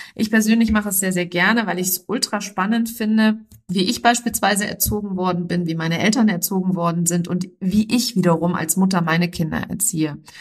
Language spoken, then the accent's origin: German; near Frankfurt, Hesse, Germany; ich bin in der Nähe von Frankfurt geboren